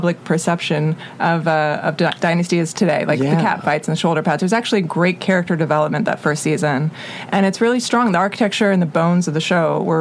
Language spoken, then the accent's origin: English; Atlanta, Georgia, United States; I'm from Atlanta, so I grew up with, you know, basically in Buckhead or Sandy Springs